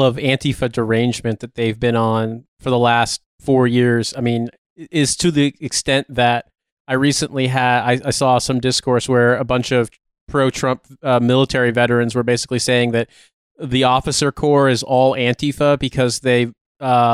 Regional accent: Indiana, United States; I'm from Indiana.

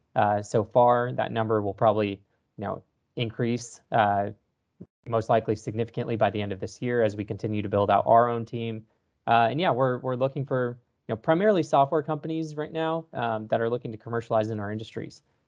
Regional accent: Texas, United States; born and raised in Texas

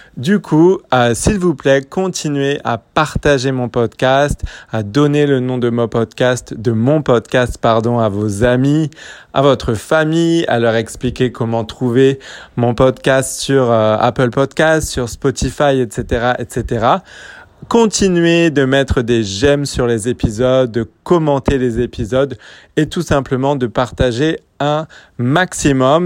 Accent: France; je suis français

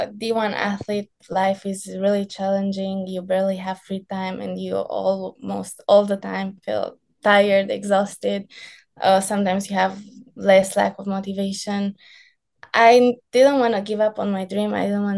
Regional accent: California, United States; only like tan team from coming from the sunny area. They were like, how are you so tan? We're like, oh, we're from California.

